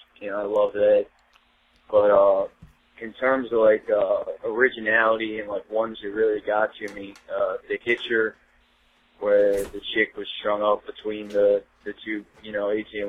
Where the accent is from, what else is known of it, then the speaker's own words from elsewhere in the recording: Baltimore, Maryland, United States; I grew up in Baltimore City